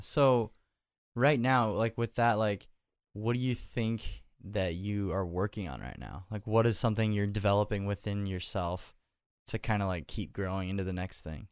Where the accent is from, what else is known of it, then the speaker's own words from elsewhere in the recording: Nebraska, United States; now in Nashville, United States; I love living here 'cause I grew up in Nebraska